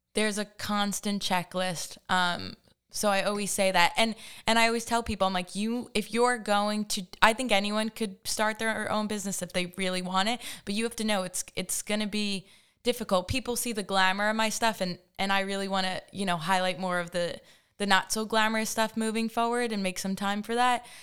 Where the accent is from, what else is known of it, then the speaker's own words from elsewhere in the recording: Hampton Bays, New York, United States; I grew up in Hampton Bays, uh, the land of the Baymen